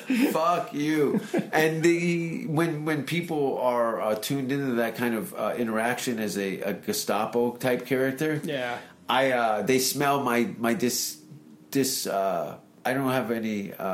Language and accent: English; Hamilton, Ontario, Canada; that's my hometown.